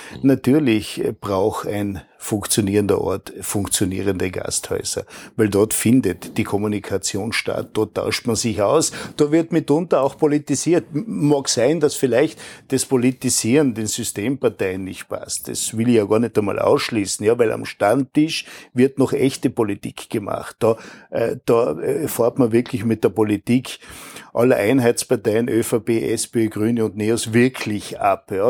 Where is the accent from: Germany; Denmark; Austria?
Austria; Tyrol; Ich komme ja aus dem Defreckental. Mhm, aus einer der äh